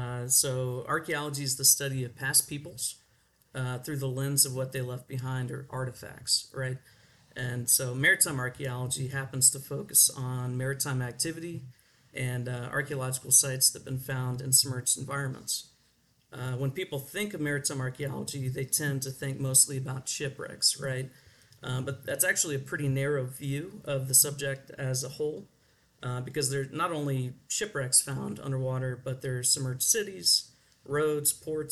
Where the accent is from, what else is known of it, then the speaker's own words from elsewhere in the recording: Texas, United States; I don't think there's anything related to growing up in Texas that might have led me to become an archaeologist.